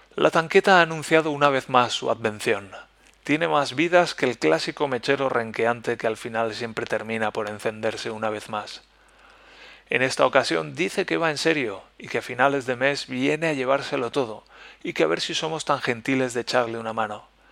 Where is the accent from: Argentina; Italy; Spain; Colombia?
Spain; first language Spanish; moved away; estoy lejos de España y que estoy lejos de mi idioma natal, de mi lengua materna